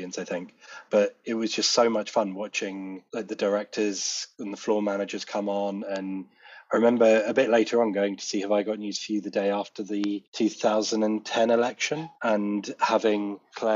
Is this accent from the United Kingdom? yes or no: yes; Tonbridge, South East England, United Kingdom; also born or lived in Colchester; we moved to Tunbridge in Kent just in time for me to start secondary school.